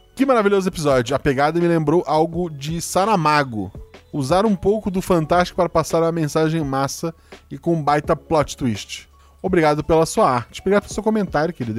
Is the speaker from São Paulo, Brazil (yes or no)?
no; Florianópolis, Santa Catarina, Brazil; eu sou de Floripa